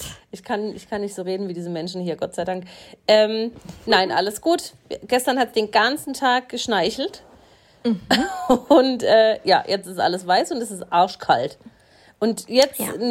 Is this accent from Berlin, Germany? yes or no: no; Swabia, Baden-Württemberg, Germany